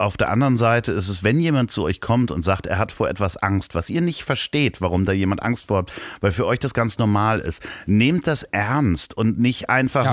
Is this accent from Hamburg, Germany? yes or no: yes; Hamburg, Germany; accent: Hamburger Akzent; meinen Hamburger Akzent, ja, den ich ja manchmal habe